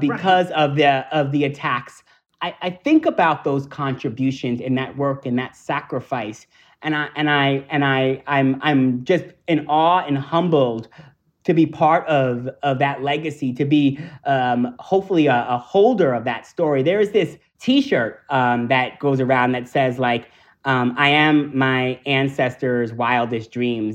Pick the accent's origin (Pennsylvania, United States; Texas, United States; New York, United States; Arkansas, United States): New York, United States; I'm a New Yorker.